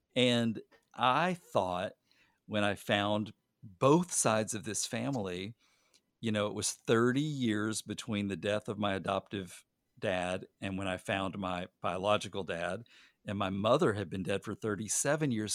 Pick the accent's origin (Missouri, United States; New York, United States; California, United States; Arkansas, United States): Arkansas, United States; I was born in Arkansas